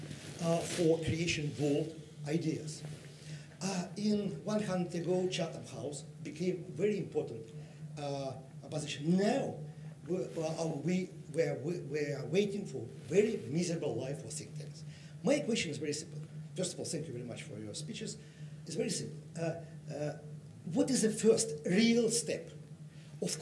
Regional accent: Russia; I'm from Russia.

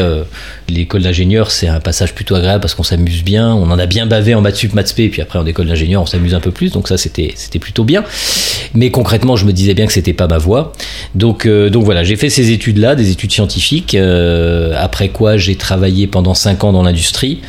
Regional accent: Gennevilliers, Île-de-France, France; now in Paris, France; j'ai grandi dans les Hauts-de-Seine

